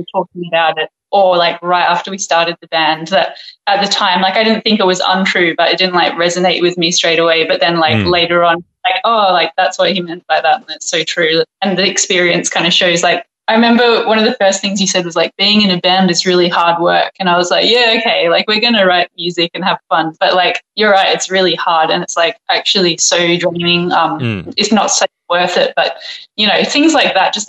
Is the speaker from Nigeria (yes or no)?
no; Perth, Western Australia, Australia; also born or lived in London; now in Melbourne, Australia; I'm from Perth